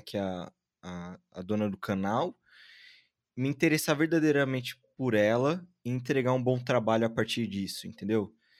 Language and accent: Portuguese; Jundiaí, São Paulo, Brazil; now in São Paulo, Brazil; Eu ah, nasci Ai, em Jundiaí, cresci em Jundiaí e hoje em dia tô em São Paulo